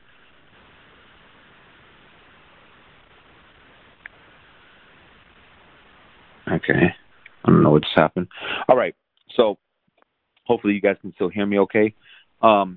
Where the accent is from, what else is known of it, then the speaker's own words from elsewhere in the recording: San Antonio, Texas, United States; also born or lived in South Korea; ever since I was about 6 months old or something, I grew up, you know, we lived in San Antonio